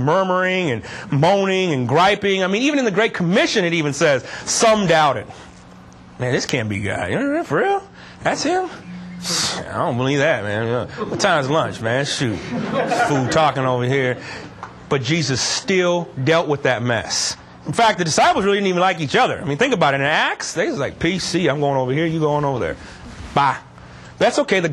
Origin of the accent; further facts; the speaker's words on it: Texas, United States; moved away; I grew up in Texas, you know, this is a whole different country, you know, but Texas was an interesting spot. I'll give you an idea of where I grew up, in a little small town.